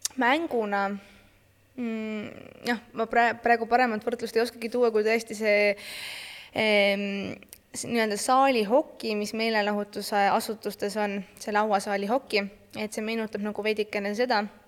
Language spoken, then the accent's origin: Estonian; Estonia; ma olen Eesti äh, parasportlane